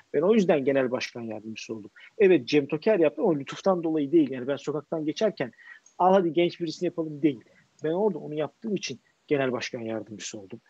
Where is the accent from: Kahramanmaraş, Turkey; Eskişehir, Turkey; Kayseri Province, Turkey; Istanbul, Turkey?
Istanbul, Turkey; ben Bakırköylüyüm